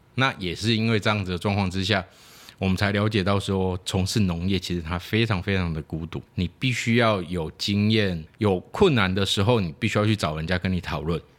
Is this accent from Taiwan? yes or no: yes; Taiwan; 我们讲台语